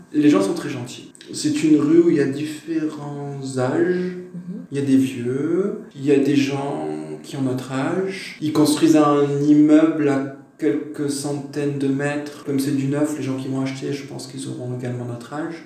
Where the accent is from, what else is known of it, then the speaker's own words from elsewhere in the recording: France; now in Hungary; On est plus on est français, c'est clair. On est intégré mais étranger.